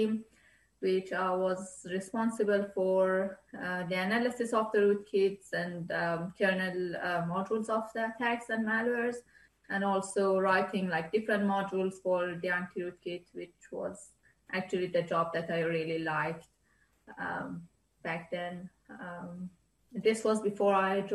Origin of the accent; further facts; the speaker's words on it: Iran; moved away; Iran, my home country